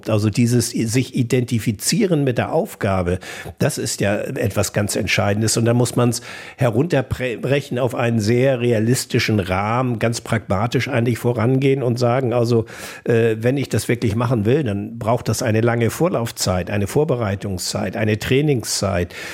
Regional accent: North Sea coast, Germany; Äh, ich bin teilweise an der Nordsee groß geworden, meine Großeltern lebten auf Sylt und ähm, andere sind zur See gefahren.

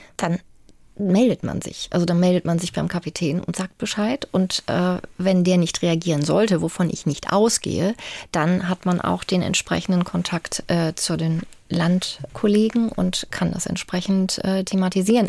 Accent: Bremen, Germany; moved away as an adult; also born or lived in Münster; now in Hamburg, Germany; Ich bin in Bremen geboren, aber bin dann eben auch schon nach dem Abitur zum Studium nach Münster gegangen

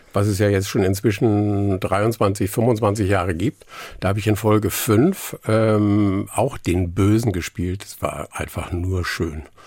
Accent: Ramelsloh, Lower Saxony, Germany; first language Low German; German is a second language; moved away as an adult; also born or lived in Stelle / Hamburg; now in near Bremen, Germany; ich bin zwar in Niedersachsen geboren, aufgewachsen, aber ab dem Gymnasium, mhm. was ich in Harburg gemacht habe, äh, die Schule, äh, danach war ich eigentlich, oder empfinde ich mich, empfand ich mich eigentlich immer als Hamburger

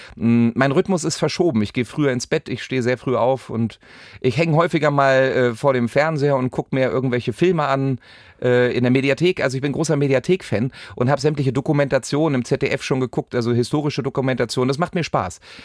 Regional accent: West Germany, Germany; als Wessi

